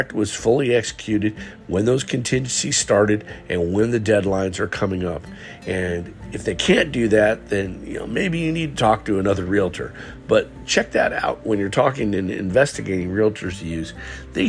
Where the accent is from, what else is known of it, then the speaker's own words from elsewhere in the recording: West Coast, United States; moved away as an adult; also born or lived in Southern Alabama; now in Alabama, United States; I'm from the West Coast originally, and I moved here with my wife